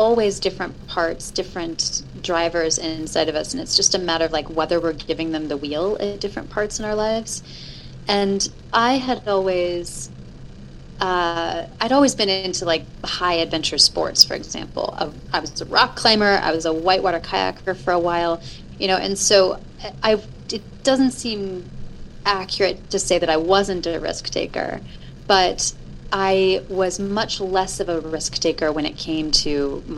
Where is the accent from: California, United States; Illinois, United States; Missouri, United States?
Illinois, United States; moved away; I'm originally from Illinois